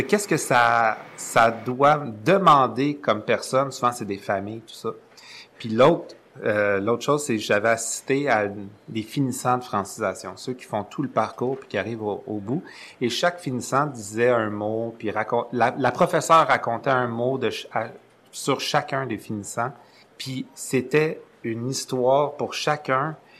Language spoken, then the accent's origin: French; Montreal, Quebec, Canada; je viens de Montréal. J'ai toujours resté à Montréal.